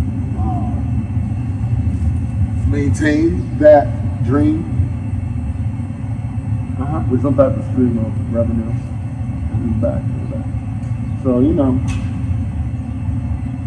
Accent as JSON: {"language": "English", "town": "New York City", "region": "New York", "country": "United States", "said": "I'm from Brooklyn, New York"}